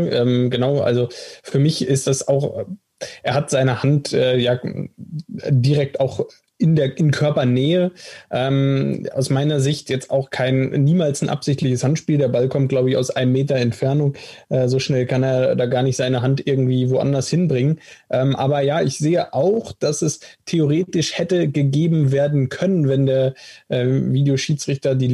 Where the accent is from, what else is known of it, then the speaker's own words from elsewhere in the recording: Stuttgart, Baden-Württemberg, Germany; Ich glaube, als Stuttgarter würde ich sagen, ist ein klarer Elfmeter.